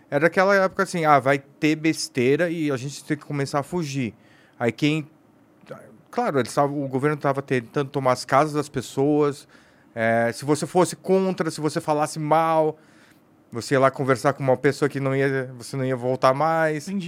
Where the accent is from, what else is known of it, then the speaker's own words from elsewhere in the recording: South Korea; Como eu sou coreano, também trouxe para ele experimentar.